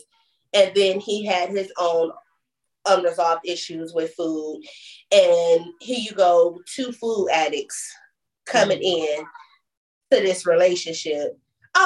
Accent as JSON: {"language": "English", "region": "Michigan", "country": "United States", "moved": "yes", "said": "we don't have family here and stuff, right? You know, because we're back from Michigan"}